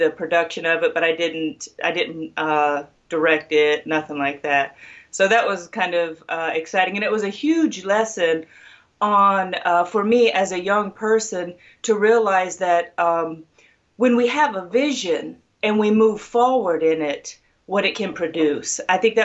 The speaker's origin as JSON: {"language": "English", "region": "Ohio", "country": "United States", "tie": "born or raised there", "also_born_or_lived": "Central Florida", "moved": "yes", "lives_now": "Florida, United States", "said": "I was born and raised in Ohio, and I'm currently in Central Florida"}